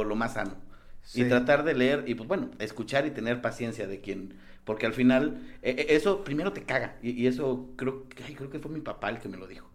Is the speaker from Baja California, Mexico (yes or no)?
no; San Luis Potosí, Mexico; now in Mexico City, Mexico; Yo soy de San Luis.